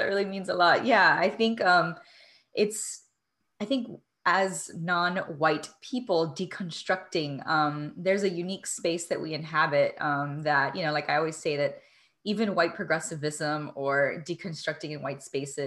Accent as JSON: {"language": "English", "town": "Miami", "region": "Florida", "country": "United States", "tie": "born or raised there", "said": "I'm Cuban American from Miami. And I'm very specific when I say from Miami, because that because of my social location growing up, had a very unique experience growing up"}